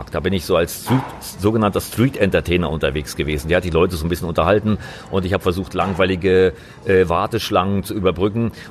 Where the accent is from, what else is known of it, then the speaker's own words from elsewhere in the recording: East Germany, Germany; Ich, ich komme eigentlich aus dem Osten Deutschlands, äh, genauer gesagt, ich bin in der DDR groß geworden.